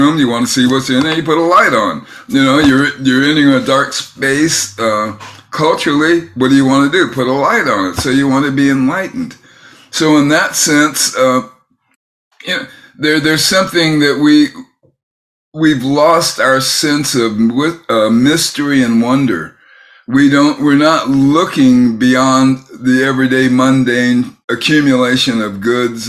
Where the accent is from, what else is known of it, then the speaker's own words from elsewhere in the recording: San Francisco Bay Area, California, United States; I grew up in the San Francisco Bay Area